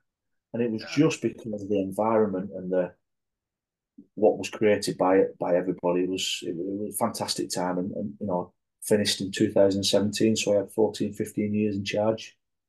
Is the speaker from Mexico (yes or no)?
no; England, United Kingdom; Even though I wasn't Scottish myself, I'm a proud Englishman and I know my heritage.